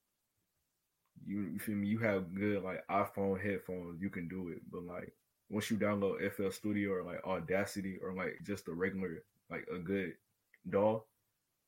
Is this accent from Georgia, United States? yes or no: yes; Atlanta, Georgia, United States; I'm 16. I'm from Atlanta, Georgia